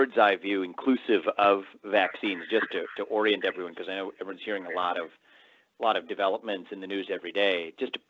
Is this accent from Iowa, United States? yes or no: no; Cincinnati, Ohio, United States; moved away as an adult; also born or lived in New York City; I'm now in Ohio, where I have the support of my parents. It's where I grew up.